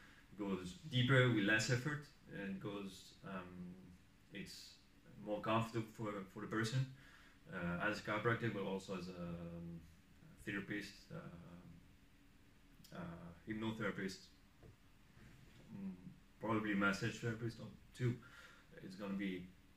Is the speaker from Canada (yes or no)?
no; France; moved away as an adult; also born or lived in Barcelona, Spain; now in Eindhoven, Netherlands; I was born in France, studied chiropractic in Spain, in Barcelona, and worked there for 5 years before coming here in the Netherlands.